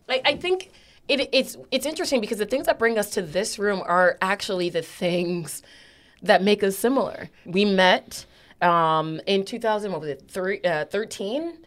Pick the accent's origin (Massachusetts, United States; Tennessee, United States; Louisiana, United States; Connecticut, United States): Connecticut, United States; New Haven; I am a Black woman who was, uh, raised, born, raised, and stayed in New Haven.